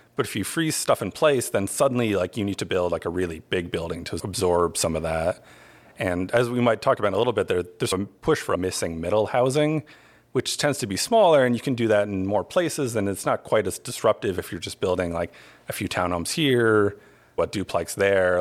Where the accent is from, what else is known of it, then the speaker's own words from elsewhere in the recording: Albany, New York, United States; now in Asheville, United States; I'm originally from Albany, New York